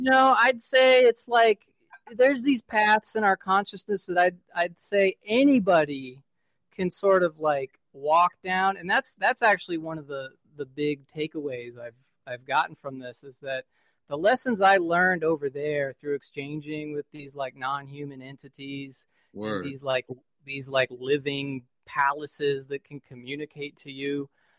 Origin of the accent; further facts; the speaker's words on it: West Coast, United States; I am from West Coast.